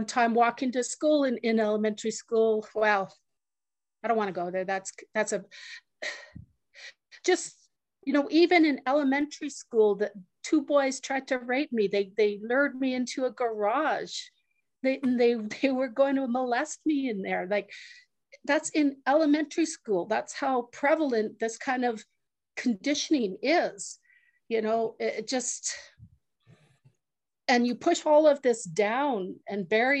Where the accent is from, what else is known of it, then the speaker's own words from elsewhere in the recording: Muskeg Lake Cree Nation, Saskatchewan, Canada; I'm from Musqueday Cree First Nation